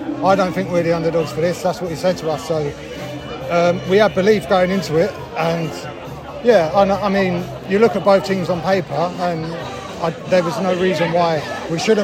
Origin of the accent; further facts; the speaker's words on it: Ramsgate, South East England, United Kingdom; Captain on my hometown team